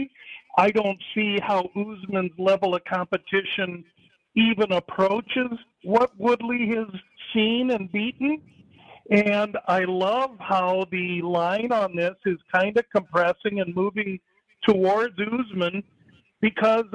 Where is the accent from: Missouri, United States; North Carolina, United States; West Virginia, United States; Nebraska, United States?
Nebraska, United States; my home state of Nebraska